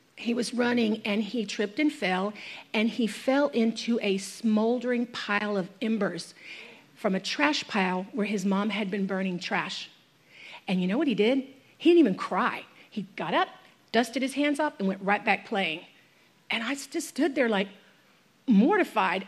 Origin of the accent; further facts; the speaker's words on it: United States; I'm an American or I live in this free nation